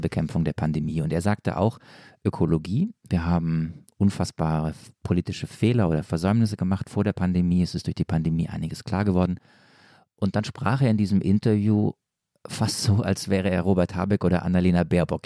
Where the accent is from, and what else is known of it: Stuttgart or near Stuttgart, Baden-Württemberg, Germany; accent: Swabian